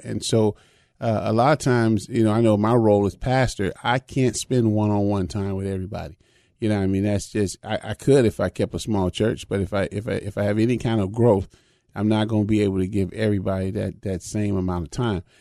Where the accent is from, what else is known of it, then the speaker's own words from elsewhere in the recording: Chicago, Illinois, United States; growing up even in Chicago